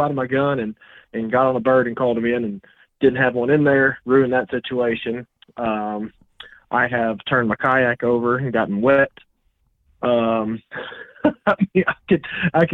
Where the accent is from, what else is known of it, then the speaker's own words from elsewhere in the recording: Kentucky, United States; my home state